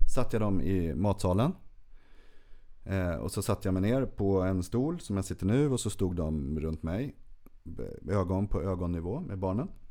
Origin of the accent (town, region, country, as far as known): Örsundsbro, Uppsala County, Sweden